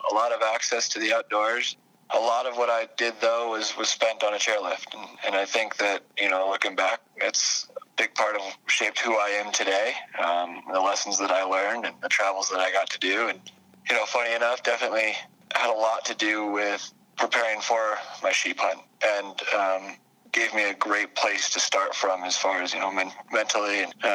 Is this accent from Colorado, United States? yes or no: yes; Frisco, Colorado, United States; also born or lived in Vail, Colorado; drove over the pass to Frisco, Colorado, which is just a little bit higher. Grew up in it's a small ski community